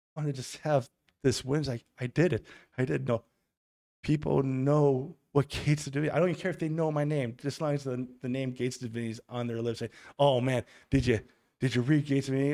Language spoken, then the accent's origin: English; Germany; moved away; also born or lived in Milwaukee, Wisconsin / Kenosha, Wisconsin; I was raised in Germany